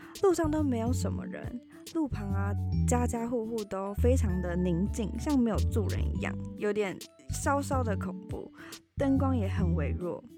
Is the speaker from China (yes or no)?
no; Taipei, Taiwan; now in United States; 我觉得一开始超级不习惯的，因为我在台北的家，然后跟这边的环